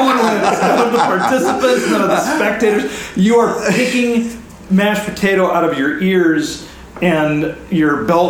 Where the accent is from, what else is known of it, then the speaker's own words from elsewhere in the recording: Mitchell, South Dakota, United States; I come from Mitchell. My town is Mitchell, which is the home of the world's only corn palace.